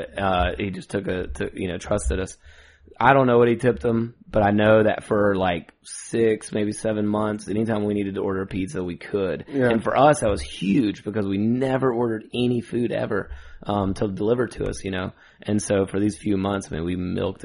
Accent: Douglasville, Georgia, United States; I live in Douglasville, still currently, and born and raised in Douglasville proper

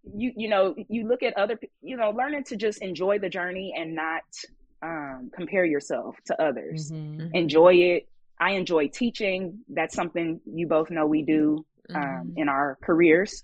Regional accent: Kansas City, United States; moved away as an adult; also born or lived in Southern California; I grew up in Kansas City

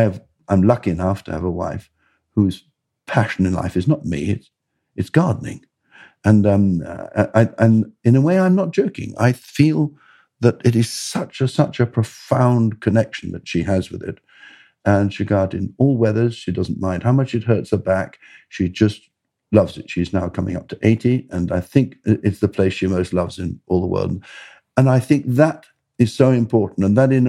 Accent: Bradwell, East of England, United Kingdom; I grew up in Essex, near a place called Bradwell.

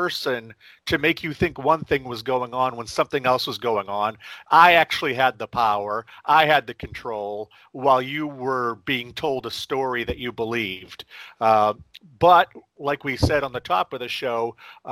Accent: central Maine, United States; also born or lived in Tokyo, Japan; I grew up in central Maine

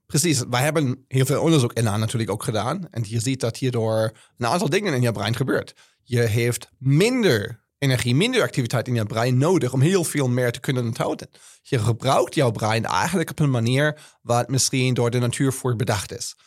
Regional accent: Germany; Dutch is a second language; now in Netherlands; ik ben Duitser, als je kan horen

